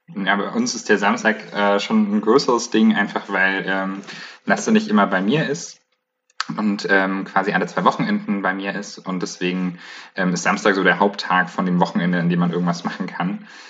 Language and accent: German; Bayreuth, Bavaria, Germany; now in Leipzig, Germany; Ich komme äh, ursprünglich aus Bayreuth, wohne aber gerade in Leipzig